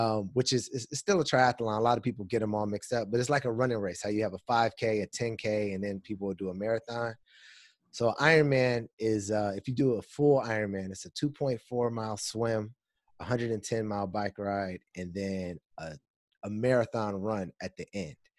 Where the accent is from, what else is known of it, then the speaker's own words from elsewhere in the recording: Pasadena, California, United States; moved away as an adult; now in Washington, D.C., United States; I'm originally from California, Pasadena